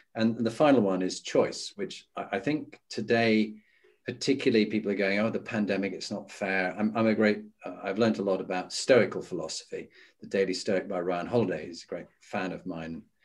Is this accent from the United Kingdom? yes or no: yes; Halifax, Yorkshire and the Humber, United Kingdom; moved away as an adult; as a Yorkshireman. So I grew up in Halifax